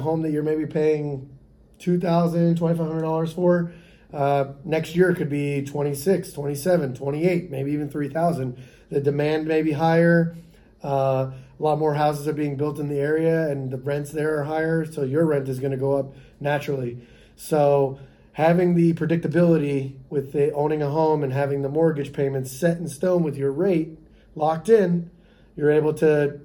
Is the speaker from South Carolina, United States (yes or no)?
no; Boca Raton, Florida, United States; Where I grew up in West Boca, it was pretty much all families.